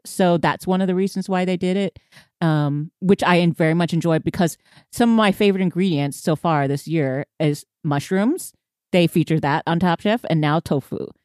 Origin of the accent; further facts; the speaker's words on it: Houston, Texas, United States; I'm from Houston